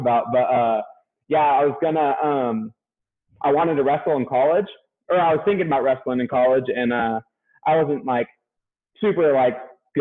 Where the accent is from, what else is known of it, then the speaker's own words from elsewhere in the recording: California, United States; moved away as an adult; also born or lived in Boise, Idaho / Vancouver, Washington; I'm from California